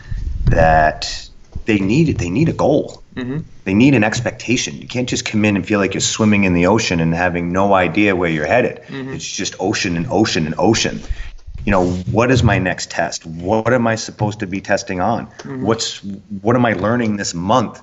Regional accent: Rhode Island, United States; moved away; I'm from Rhode Island originally.

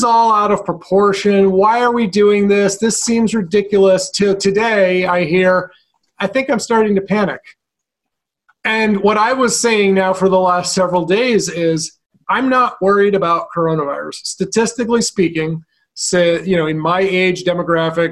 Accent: Vermont, United States; in my home state of Vermont

